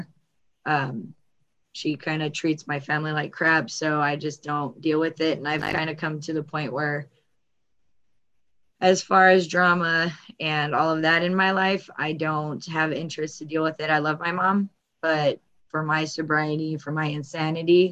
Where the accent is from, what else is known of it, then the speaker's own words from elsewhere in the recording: Glendale, California, United States; I was born in Glendale. We lived in the same spot till I was about 14.